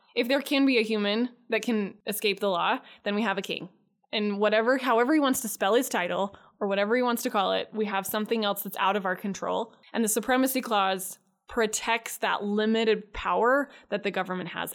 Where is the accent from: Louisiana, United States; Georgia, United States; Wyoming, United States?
Wyoming, United States; I grew up in Wyoming